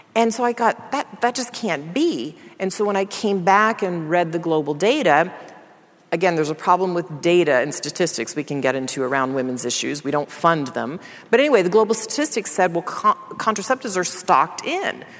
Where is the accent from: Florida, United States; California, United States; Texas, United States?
Texas, United States; Dallas; I grew up in Dallas, Texas